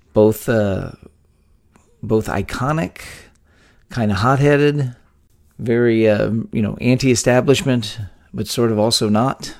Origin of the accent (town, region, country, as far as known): Texas, United States; born or raised there